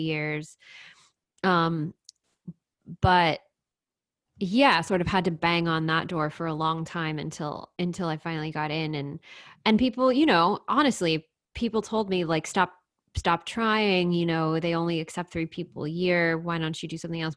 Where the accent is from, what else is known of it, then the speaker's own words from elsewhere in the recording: The Woodlands, Texas, United States; so I grew up in Texas, um, in a town called The Woodlands